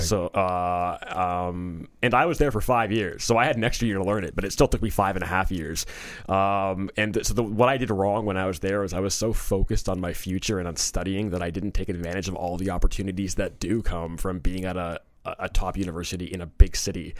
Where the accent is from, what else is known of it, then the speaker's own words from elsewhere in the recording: Toronto, Ontario, Canada; moved away as an adult; also born or lived in New Jersey / South Korea; I was born in Toronto, um, in eighty-two, and I grew up in and around Toronto.